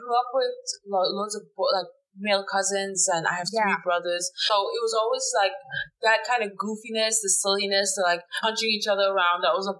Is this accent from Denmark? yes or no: yes; Denmark; moved away; Yeah, I grew up in Denmark